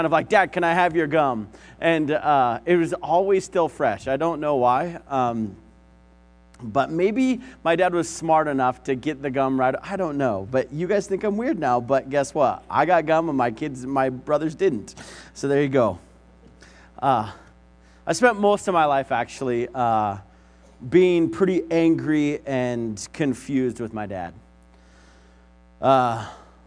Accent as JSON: {"language": "English", "town": "Vancouver", "region": "Washington", "country": "United States", "tie": "born or raised there", "said": "I was born in Vancouver, Washington, and so my dad had a pretty long commute because we lived in Vancouver"}